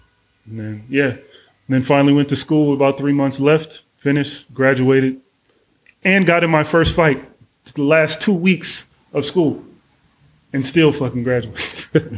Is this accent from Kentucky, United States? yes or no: no; Oakland, California, United States; also born or lived in Berkeley / San Ramon / Texas; I am from Oakland, California, born in Berkeley. Moved when I was about 10 years old to San Ramon, lived out there for about 5 years before moving to Texas, lived in Texas for about 3.5 years, moved back to Oakland